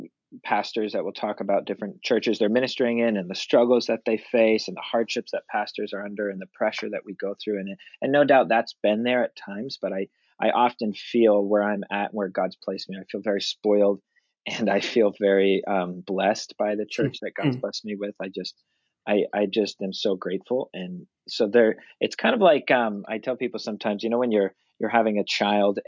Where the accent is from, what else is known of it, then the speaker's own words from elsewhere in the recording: Dublin, New Hampshire, United States; I was born and raised in Dublin, New Hampshire, and now I pastor in Jaffrey, which is the town right next door